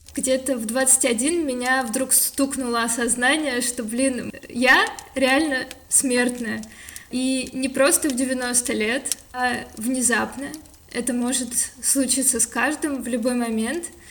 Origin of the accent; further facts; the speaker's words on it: Moscow, Russia; also born or lived in Kislovodsk, Russia; Вообще, я родилась в Кисловодске, но когда мне было полгода, мои родители переехали в Москву